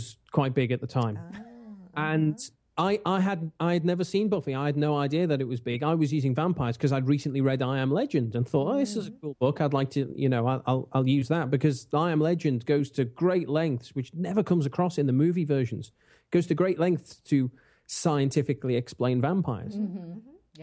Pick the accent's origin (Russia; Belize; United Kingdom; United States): United Kingdom; England; I'm English.